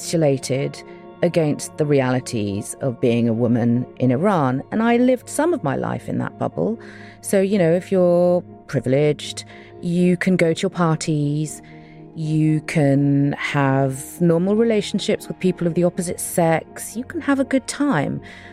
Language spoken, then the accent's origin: English; United Kingdom; I'm …, and I'm a British-Iranian journalist, documentary maker, and author.